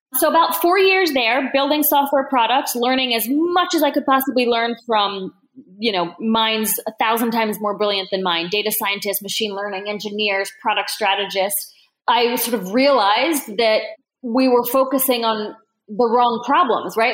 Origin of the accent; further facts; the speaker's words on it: Newark, Delaware, United States; also born or lived in Bordeaux / Toulouse; I grew up in Newark, Delaware, which is a college town.